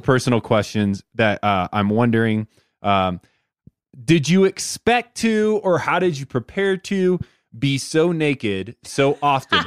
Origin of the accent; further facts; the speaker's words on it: Indiana, United States; I'm from Indiana